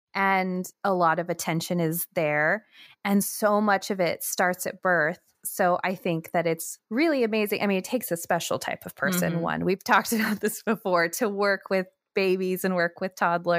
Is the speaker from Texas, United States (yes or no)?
no; Monterey, California, United States; So I am also from California and grew up near Monterey.